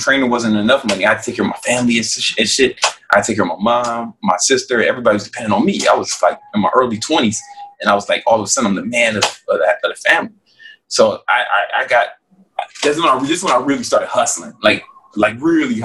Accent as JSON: {"language": "English", "town": "Chicago", "region": "Illinois", "country": "United States", "tie": "born or raised there", "said": "I'm still from South Side of Chicago, right? You know, and that's the kind of environment I grew up"}